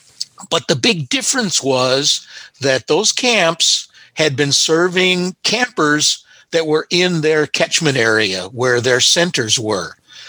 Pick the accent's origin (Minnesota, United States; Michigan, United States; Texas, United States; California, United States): Minnesota, United States; Minneapolis; I'm from Minneapolis and attended a camp in northern Minnesota for 16 summers